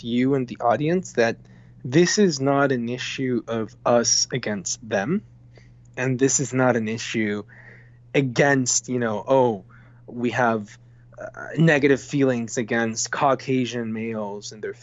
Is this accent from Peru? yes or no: yes; Peru; first language Spanish; English is a second language; moved away as an adult; now in San Francisco, United States; I'm from Peru, born and raised in Peru.